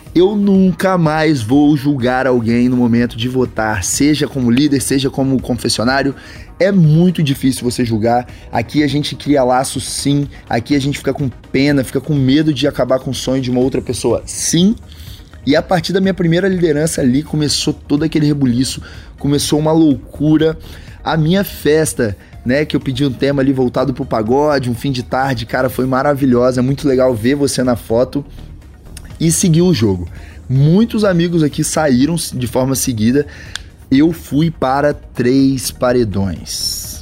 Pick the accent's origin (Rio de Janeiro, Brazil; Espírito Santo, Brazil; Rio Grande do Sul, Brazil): Espírito Santo, Brazil; interior of; eu sou natural do Espírito Santo, do interior do Espírito Santo